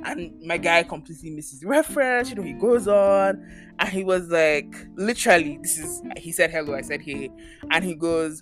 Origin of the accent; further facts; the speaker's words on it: Nigeria; now in Canada; I'm also Nigerian, I've lived here for X number of years